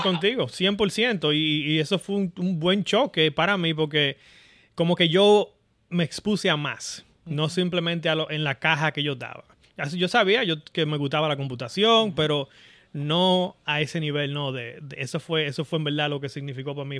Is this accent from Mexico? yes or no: no; Boca Chica, Distrito Nacional, Dominican Republic; moved away as an adult; now in California, United States; yo, dominicano, nacido en Boca Chica